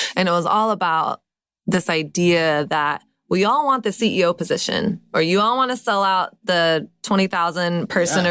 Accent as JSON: {"language": "English", "region": "Texas", "country": "United States", "said": "I'm from Texas"}